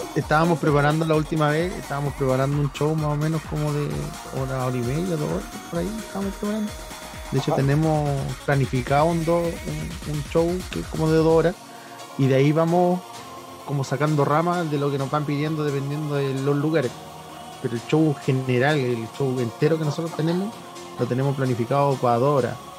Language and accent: Spanish; Laguna Verde, Valparaíso, Chile; hay dos que somos de aquí de la quinta región, y dentro de la quinta región yo soy de acá de Laguna Verde